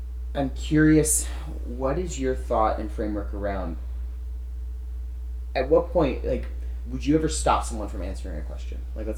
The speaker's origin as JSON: {"language": "English", "region": "the Bible Belt", "country": "United States", "tie": "born or raised there", "said": "I grew up in the Bible Belt. My grandparents were involved in ministry."}